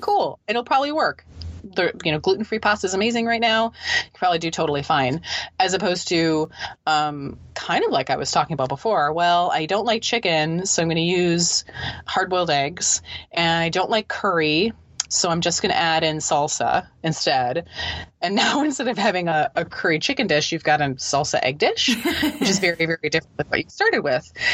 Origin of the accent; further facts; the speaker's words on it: Midwest, United States; now in East Coast, United States; I live on, on the east coast of the US. I'm actually from the Midwest.